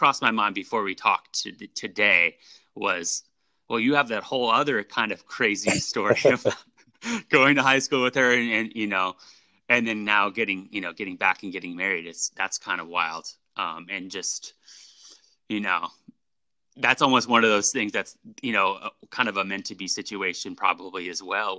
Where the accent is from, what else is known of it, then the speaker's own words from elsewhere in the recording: California, United States; growing up in the Bay Area, there was just, you know, talking about music and like, you know, the 60s and the 70s.